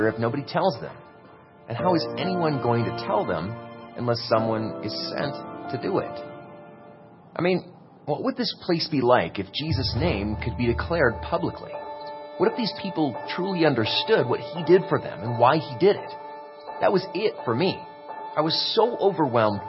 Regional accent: United States; I'm from America, and in my town, there was a church on practically every corner

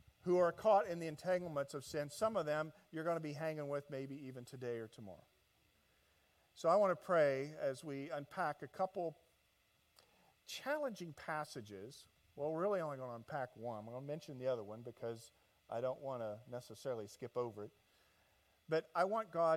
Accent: Indianapolis, Indiana, United States; moved away as an adult; now in Southern California, United States; I am from Indianapolis, Indiana

